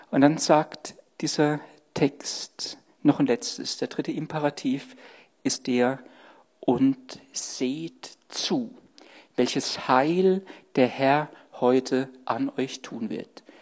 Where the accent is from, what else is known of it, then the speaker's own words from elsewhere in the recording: Stuttgart, Baden-Württemberg, Germany; born there; now in Saarland, Germany; oh, ich bin in Sturgut geboren, ja. Das hört man Gott sei Dank nicht mehr.